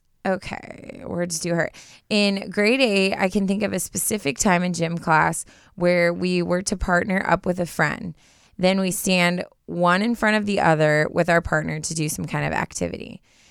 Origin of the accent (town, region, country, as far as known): Canada